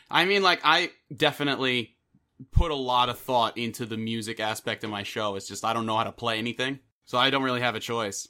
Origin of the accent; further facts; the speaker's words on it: New York, United States; I am from New York